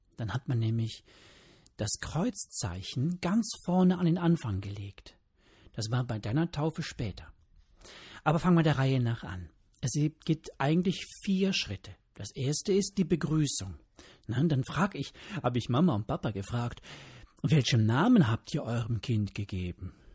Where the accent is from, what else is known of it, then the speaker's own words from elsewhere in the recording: Germany; hier bei uns in Deutschland